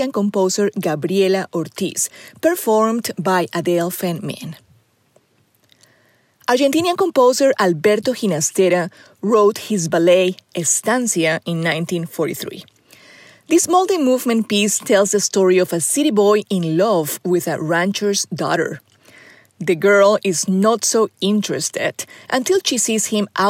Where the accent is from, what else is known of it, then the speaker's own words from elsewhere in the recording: Colombia; now in Arkansas, United States; Growing up in Colombia through the 70s and 80s